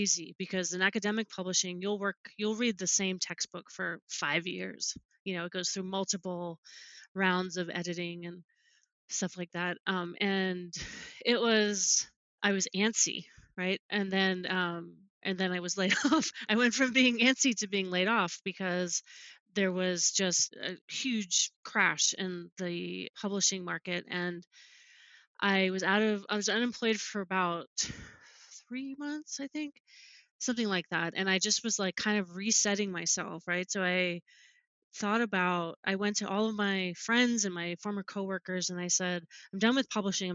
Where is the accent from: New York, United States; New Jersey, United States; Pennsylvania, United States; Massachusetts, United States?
New Jersey, United States; moved away as an adult; also born or lived in Alaska / Salt Lake City / California; I'm originally from New Jersey also